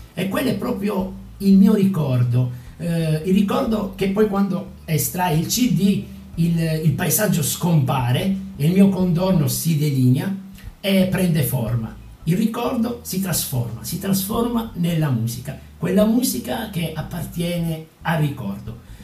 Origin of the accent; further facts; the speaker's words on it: Villapiana, Calabria, Italy; moved away as an adult; now in Padua, Italy; non vedevo l'ora di lasciare il mio paesino calabrese. Io sono di Villa Piana, che è un paesino sulla costa ionica